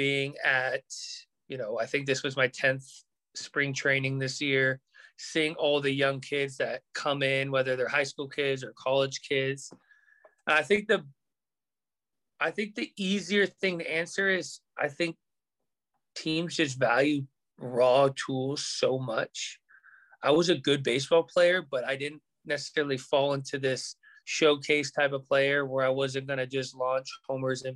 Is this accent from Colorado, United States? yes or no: no; Southern California, United States; growing up in Southern California